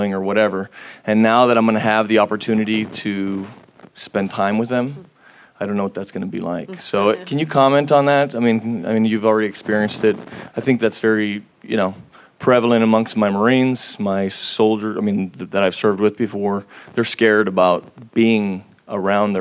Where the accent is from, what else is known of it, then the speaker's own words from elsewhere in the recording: Los Angeles, California, United States; also born or lived in Oceanside; I'm from Los Angeles